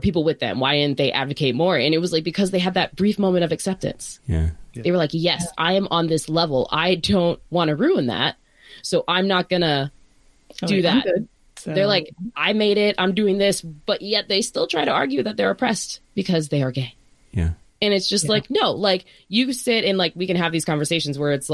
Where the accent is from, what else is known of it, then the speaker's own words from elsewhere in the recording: Northern Virginia, United States; now in Bay Area, United States; both Kris and I are from Virginia. I'm from Northern Virginia.